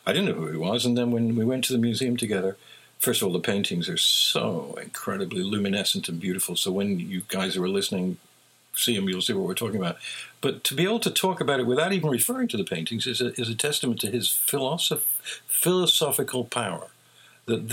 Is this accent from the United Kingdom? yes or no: yes; England, United Kingdom; Sir Thomas Beecham, who was the most respected conductor when I was growing up in England